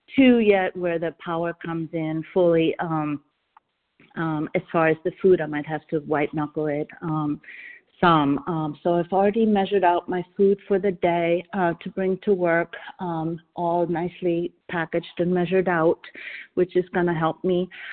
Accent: Vienna, Austria; now in New Hampshire, United States; I'm calling from New Hampshire. I'm originally from Vienna, Austria.

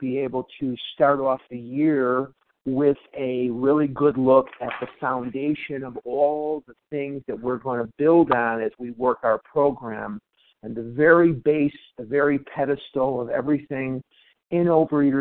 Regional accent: Chicago, Illinois, United States; now in Scottsdale, United States; I live in Scottsdale, Arizona, but I was born and raised in Chicago

